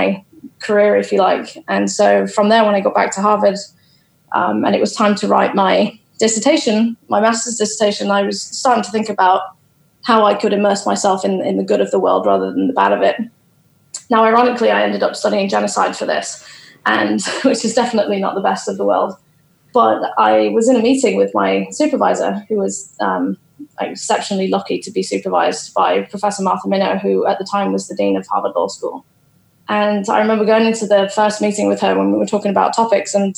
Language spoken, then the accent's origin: English; Boston, East Midlands, United Kingdom; moved away as an adult; also born or lived in London; I'm actually from Boston in Lincolnshire